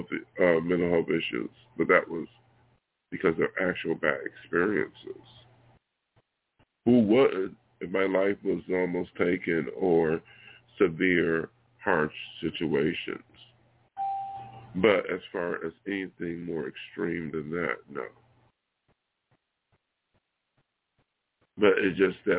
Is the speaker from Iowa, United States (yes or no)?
no; Buffalo, New York, United States; moved away as an adult; now in Los Angeles, United States; my hometown here in Buffalo